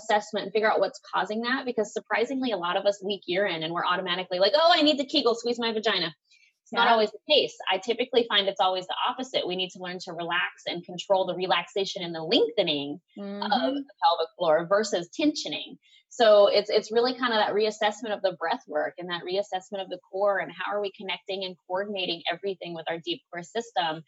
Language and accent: English; Tennessee, United States; I'm from Tennessee